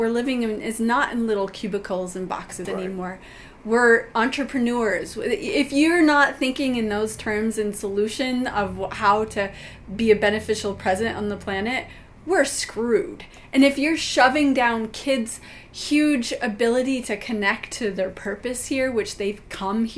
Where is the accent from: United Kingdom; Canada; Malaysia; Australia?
Canada; moved away; also born or lived in Oregon; I grew up in Canada